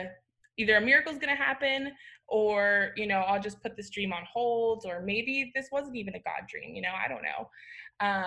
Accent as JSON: {"language": "English", "region": "Florida", "country": "United States", "tie": "born or raised there", "also_born_or_lived": "Dallas", "moved": "as an adult", "said": "I grew up in Florida, so that like hiking is not a thing"}